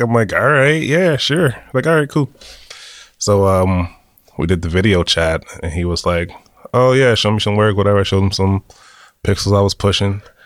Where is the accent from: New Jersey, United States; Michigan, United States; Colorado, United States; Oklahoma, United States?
New Jersey, United States; moved away as an adult; now in San Francisco, United States; I'm from New Jersey